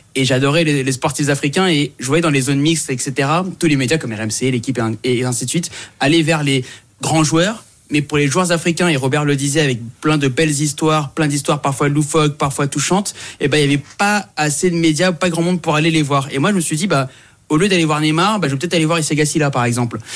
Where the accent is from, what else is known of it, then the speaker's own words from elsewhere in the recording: Saint-Denis, Île-de-France, France; also born or lived in Comoros; moi je viens de Saint-Denis